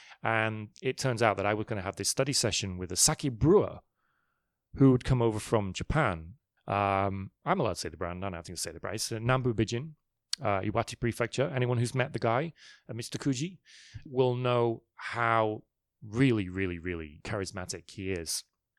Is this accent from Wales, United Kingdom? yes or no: no; Manchester, North West England, United Kingdom; also born or lived in London; I was actually born in London, but then my family moved up to the north of England, a place called Manchester.